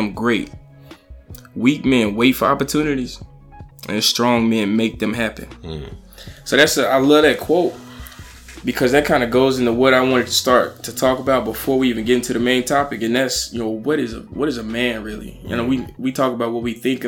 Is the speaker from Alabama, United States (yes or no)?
yes; Alabama, United States; moved away as an adult; now in New York, United States; So I'm from Alabama.